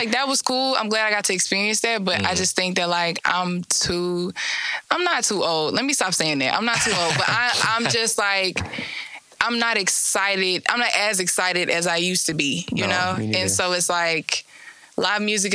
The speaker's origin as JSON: {"language": "English", "town": "Little Rock", "region": "Arkansas", "country": "United States", "said": "I am originally from Little Rock, Arkansas."}